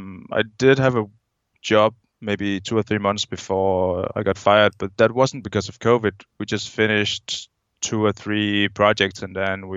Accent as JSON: {"language": "English", "country": "Denmark", "second_language": "English", "said": "I'm a guy from Denmark, and I've been jumping full-time for about 4 years"}